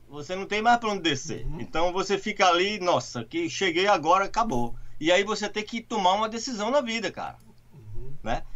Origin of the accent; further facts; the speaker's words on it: Recife, Pernambuco, Brazil; moved away as an adult; now in United States; eu sou de Recife, Pernambuco